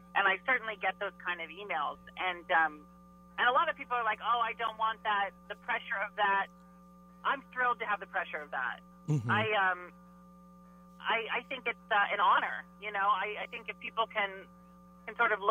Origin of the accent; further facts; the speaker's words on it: Mount Vernon, Washington, United States; moved away; I'm from Mount Vernon, Washington, which is right under the border